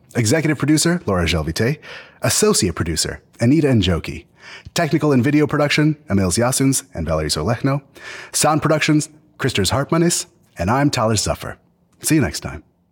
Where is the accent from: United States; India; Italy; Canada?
Canada; I'm Canadian